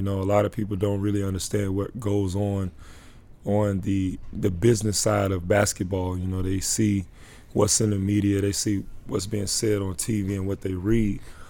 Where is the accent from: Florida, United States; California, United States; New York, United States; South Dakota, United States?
Florida, United States; Orlando; I grew up in Orlando. Just like I said, I saw you grow up. A lot of those people saw me grow up in Orlando.